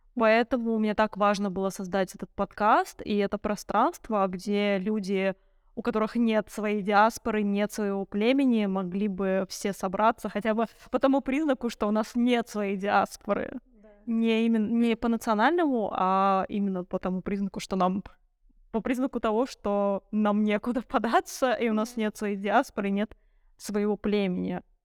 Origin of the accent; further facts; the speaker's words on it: Moscow, Russia; Я выросла в Москве и ходила в российскую школу